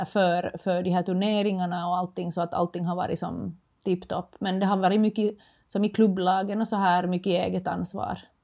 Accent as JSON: {"language": "Swedish", "country": "Finland", "moved": "as an adult", "lives_now": "Sweden", "said": "jag kommer från Finland"}